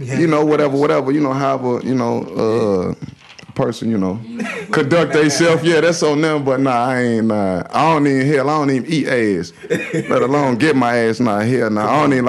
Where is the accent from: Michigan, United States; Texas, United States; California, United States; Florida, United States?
Florida, United States; Riviera Beach; I'm from Palm Beach County. I'm from Revere.